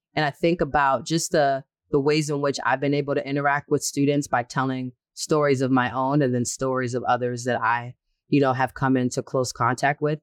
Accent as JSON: {"language": "English", "town": "Boston", "region": "Massachusetts", "country": "United States", "tie": "born or raised there", "said": "I'm born and raised in Boston"}